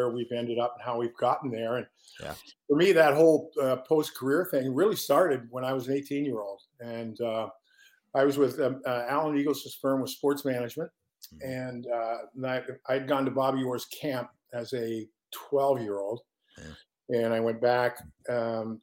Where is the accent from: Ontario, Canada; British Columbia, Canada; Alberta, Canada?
Ontario, Canada; Lindsay; moved away as an adult; also born or lived in Kitchener, Ontario; now in Connecticut, United States; So Lindsay, Ontario is really where I grew up